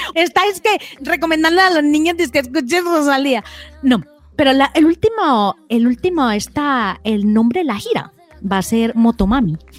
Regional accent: Antioquia, Colombia; yo que soy bien paisa

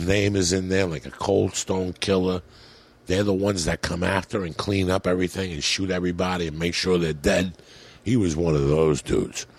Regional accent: United States; moved away; also born or lived in New Jersey / New York City, New York / Colorado; I grew up in New Jersey and in New York City

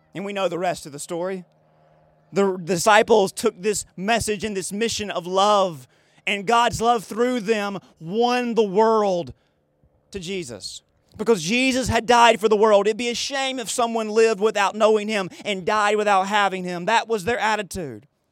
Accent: United States

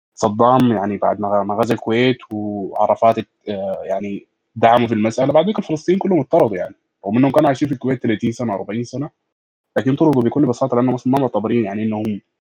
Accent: Sudan; عندنا في السودان

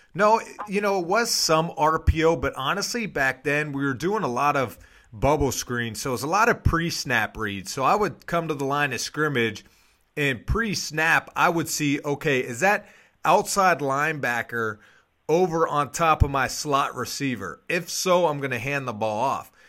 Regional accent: Pittsburgh, Pennsylvania, United States; moved away as an adult; also born or lived in Toledo, Ohio; I grew up in Pittsburgh, Pennsylvania

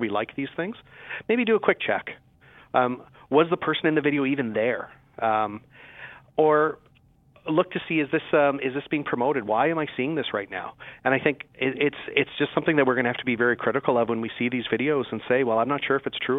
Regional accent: Saskatchewan, Canada; I'm from Saskatchewan.

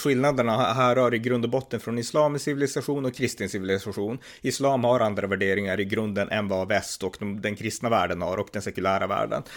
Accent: Norrland, Sweden; jag är från Norrland själv

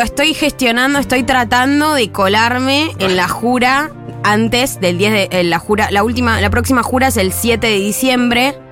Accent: Argentina; nosotros seguiremos siendo argentinos y argentinas

